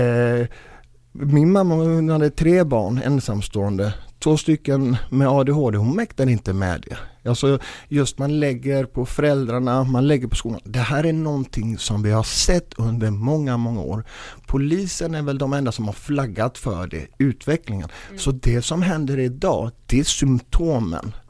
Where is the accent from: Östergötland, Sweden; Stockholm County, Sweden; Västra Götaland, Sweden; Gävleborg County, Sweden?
Västra Götaland, Sweden; Gothenburg; Jag är själv uppvuxen i Biskopsgården, finaste området